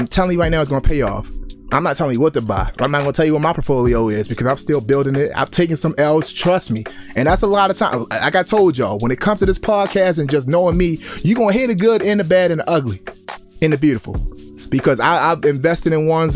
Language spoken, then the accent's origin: English; Baltimore, Maryland, United States; I grew up in Baltimore, Maryland